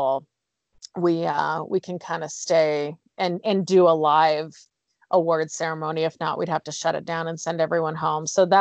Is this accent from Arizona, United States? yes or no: yes; Phoenix, Arizona, United States; now in Utah, United States; I'm from Arizona, so like Phoenix area.